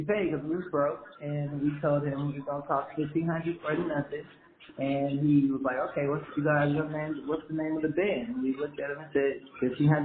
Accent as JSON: {"language": "English", "town": "Los Angeles", "region": "California", "country": "United States", "said": "I'm really from Los Angeles"}